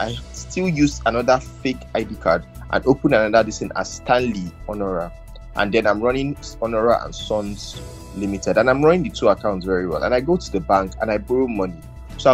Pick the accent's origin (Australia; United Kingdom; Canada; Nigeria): Nigeria; being the Nigerian factor, both from the policymakers and for us, the masses, we always have this disconnect.